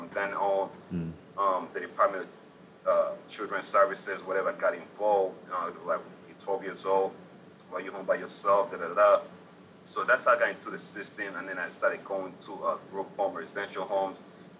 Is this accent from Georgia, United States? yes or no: yes; Atlanta, Georgia, United States; I come from Atlanta, where I'm used to living the Atlanta lifestyle.